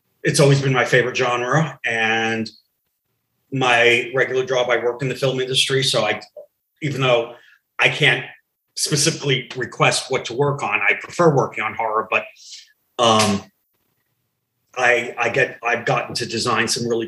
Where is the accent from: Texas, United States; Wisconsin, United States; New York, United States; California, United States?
New York, United States; as a kid, I mean, growing up in New York